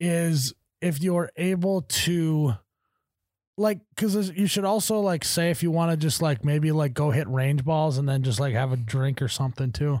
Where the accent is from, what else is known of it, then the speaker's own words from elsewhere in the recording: Midwest, United States; I pronounce every syllable, 'cause I'm from the Midwest